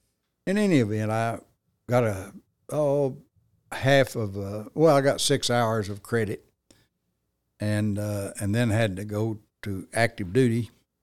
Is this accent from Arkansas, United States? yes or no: yes; Russellville, Arkansas, United States; moved away as an adult; now in Paragould, United States; I'm a native of Russellville. I was born and raised in Russellville. Graduated from high school, went through the public school system there, and graduated in 1961.